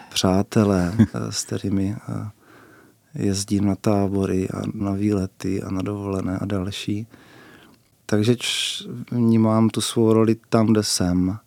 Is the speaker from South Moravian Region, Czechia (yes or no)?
yes; Brno, South Moravian Region, Czechia; u nás v Bosanách jsou eh, čtyři spolky divadelní.